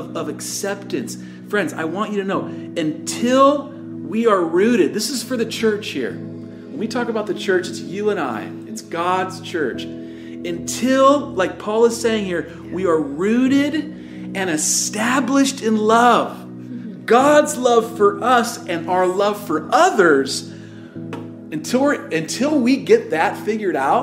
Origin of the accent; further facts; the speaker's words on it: Tacoma, Washington, United States; I grew up in Tacoma